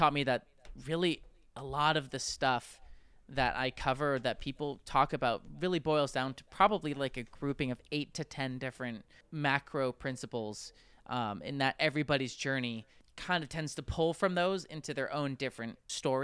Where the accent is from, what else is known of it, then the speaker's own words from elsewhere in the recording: San Francisco Bay Area, California, United States; moved away as an adult; now in Los Angeles, United States; I am originally from the San Francisco Bay Area.